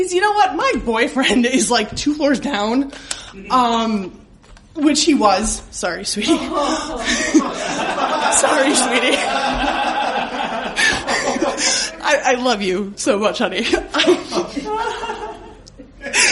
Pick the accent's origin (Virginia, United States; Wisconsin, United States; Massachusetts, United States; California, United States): Wisconsin, United States; I'm from Wisconsin